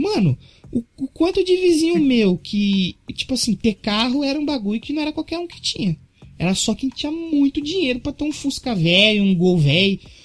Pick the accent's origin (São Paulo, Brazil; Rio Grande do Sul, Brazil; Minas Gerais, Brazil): São Paulo, Brazil; moved away as an adult; also born or lived in Santo André; nessa quebrada onde eu cresci não tenho parente